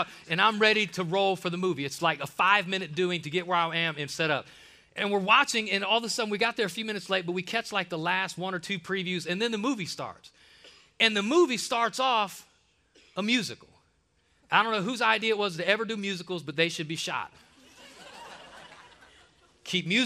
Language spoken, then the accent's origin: English; Ohio, United States; I'm from Ohio